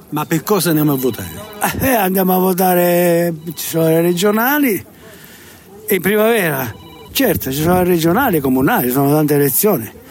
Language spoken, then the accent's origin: Italian; Calabria, Italy; moved away; io, io vengo da un paese vengo dalla Calabria, cioè 50 ecco, anni che sono qua, vado spesso in Calabria, ho tutti i miei.